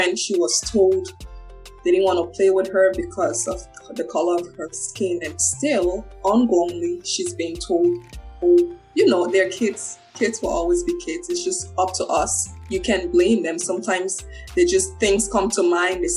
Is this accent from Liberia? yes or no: yes; Liberia; now in Canada; I was born in Liberia